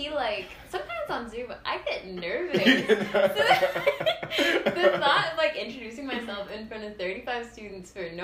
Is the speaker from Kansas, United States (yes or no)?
yes; Wichita, Kansas, United States; moved away as an adult; now in Princeton, United States; I'm from Wichita, Kansas